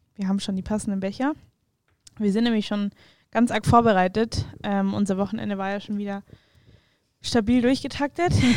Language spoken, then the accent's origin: German; Weilheim, Bavaria, Germany; moved away as an adult; now in Munich, Germany; dann sind wir rausgezogen nach Weilheim, wenn es jemandem was sagt, so Richtung Garmisch. Ähm, genau, da bin ich dann auch zur Schule